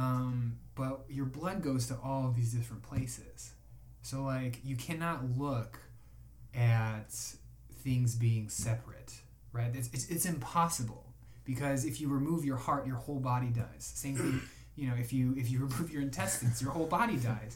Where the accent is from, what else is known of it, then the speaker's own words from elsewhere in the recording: Chicago, Illinois, United States; I'm from Chicago